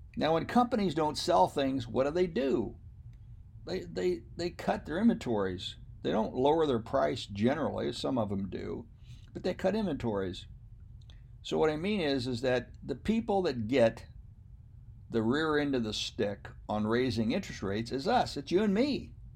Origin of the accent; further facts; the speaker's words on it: United States; I am an American. My parents were born I believe, in Germany or Scotland or England, but I'm still an American.